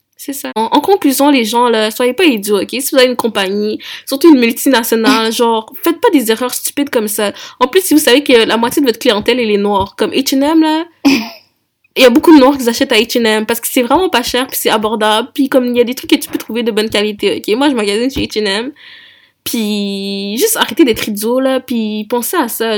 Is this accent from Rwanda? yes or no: yes; Rwanda; je suis rwandaise